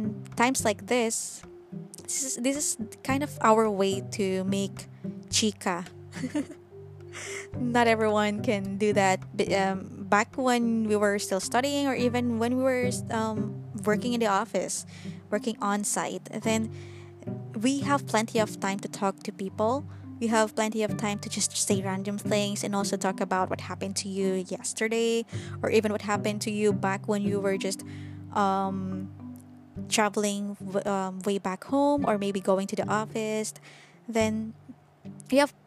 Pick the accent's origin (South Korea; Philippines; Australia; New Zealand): Philippines; I'm currently living in the Philippines and I am also a Filipina, so I mostly belong here